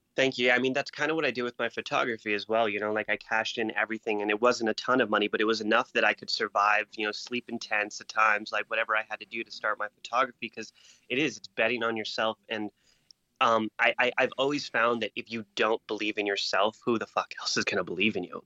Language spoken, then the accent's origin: English; Marana, Arizona, United States; moved away as an adult; also born or lived in Las Vegas; I'm a kid from Marana, Arizona, which is like just basically trailer park town